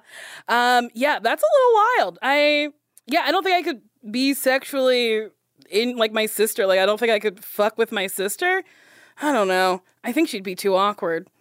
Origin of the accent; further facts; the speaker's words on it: Middletown, New Jersey, United States; I'm from Middletown, New Jersey.